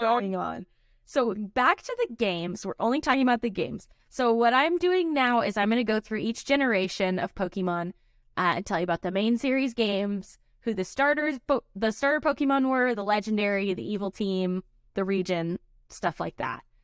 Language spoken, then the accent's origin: English; United States; we're American